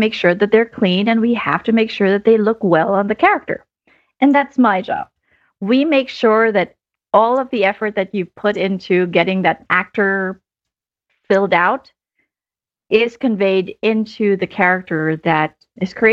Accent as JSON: {"language": "English", "country": "Philippines", "tie": "born or raised there", "moved": "as an adult", "lives_now": "United States", "said": "I grew up in the Philippines. I actually moved to the US about 20 years ago"}